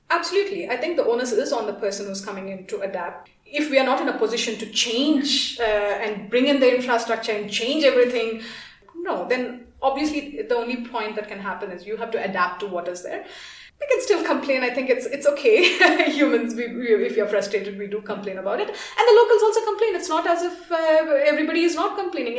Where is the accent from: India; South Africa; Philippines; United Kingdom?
India; moved away as an adult; now in Kenya; I am from India